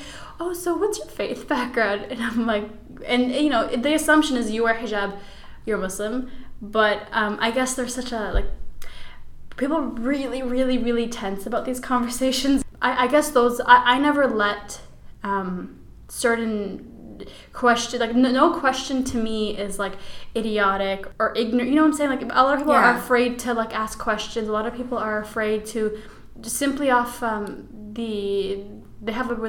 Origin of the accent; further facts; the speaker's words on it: Chicago, Illinois, United States; born there; No, I wasn't. I was born in Chicago, Illinois.